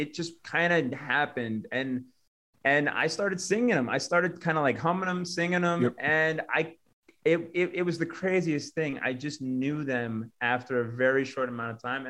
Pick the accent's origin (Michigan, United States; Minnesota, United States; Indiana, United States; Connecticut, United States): Connecticut, United States; Roxbury; moved away; I am from Connecticut. Yeah. Okay. Very small town.